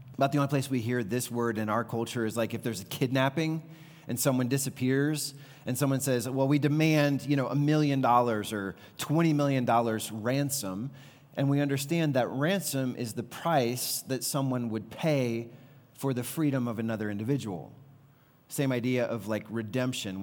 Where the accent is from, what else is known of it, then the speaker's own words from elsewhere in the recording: the Bible Belt, Deep South, United States; growing up in the Bible Belt, in the Deep South, very conservative culture